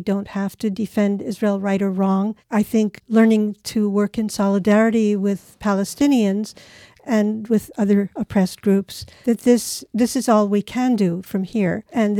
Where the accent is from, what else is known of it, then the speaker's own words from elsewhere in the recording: Japan; I grew up in Japan.